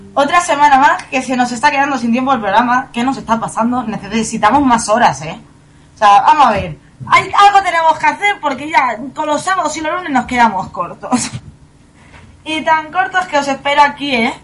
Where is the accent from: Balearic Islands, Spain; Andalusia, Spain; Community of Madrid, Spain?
Community of Madrid, Spain; Fuenlabrada; yo también soy de Fuenlabrada